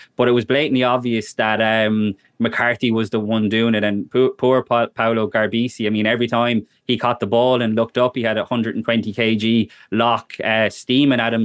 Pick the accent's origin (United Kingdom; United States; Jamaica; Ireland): Ireland; as Irish people